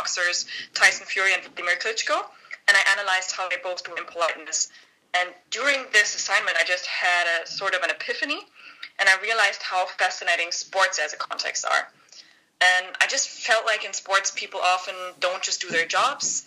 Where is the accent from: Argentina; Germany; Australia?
Germany; Northern Germany; English is a second language; moved away as an adult; I was born and raised in Germany